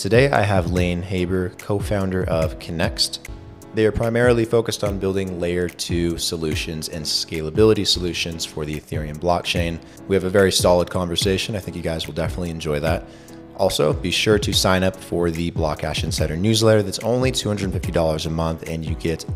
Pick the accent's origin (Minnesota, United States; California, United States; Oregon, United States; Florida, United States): Oregon, United States; I grew up in Oregon